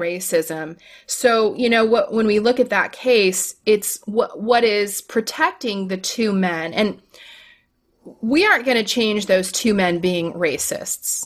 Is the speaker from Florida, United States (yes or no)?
yes; Florida, United States; I'm from Florida